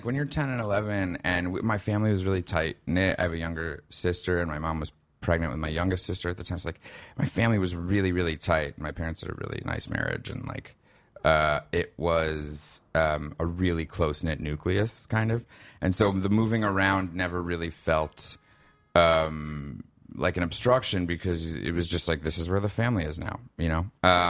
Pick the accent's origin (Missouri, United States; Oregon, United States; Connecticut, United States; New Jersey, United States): New Jersey, United States; Livingston; accent: Chicago; also born or lived in Skokie, Illinois; he moved us all to Chicago, where we were for 5 years. That's why my accent is like this. Mm-hmm. We lived in Skokie, Illinois, and he went, finished up his residency in medical school. And then after that, we moved back to Livingston